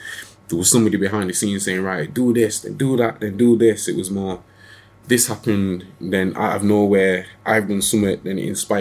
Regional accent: Sheffield, Yorkshire and the Humber, United Kingdom; I'm from Sheffield

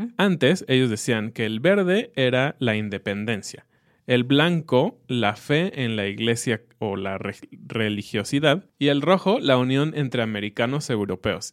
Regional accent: Mexico; es un mes que nos encanta como mexicanos

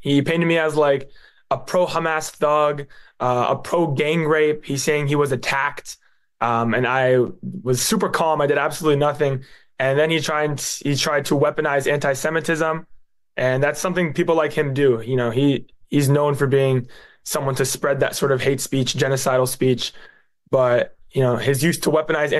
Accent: North Carolina, United States; Yeah, so I'm a second generation Palestinian American. I was born in North Carolina. My mom was born in New Jersey. My dad is born in Venezuela. But both of my grandparents are from Palestine. We're from the West Bank

